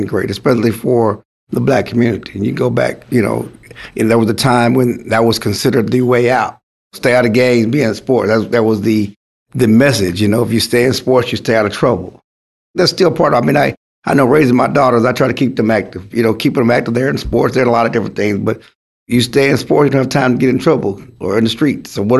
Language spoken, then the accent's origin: English; Schulenburg, Texas, United States; I grew up in Schulenburg, which is like 90 miles from Houston